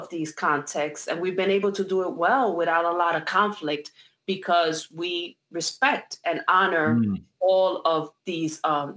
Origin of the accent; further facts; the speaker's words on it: New York City, New York, United States; also born or lived in Puerto Rico (ancestry); now in New Jersey, United States; My parents are from Puerto Rico, but I was born and raised in New York City. So I'm a New York. I consider myself a New York Rican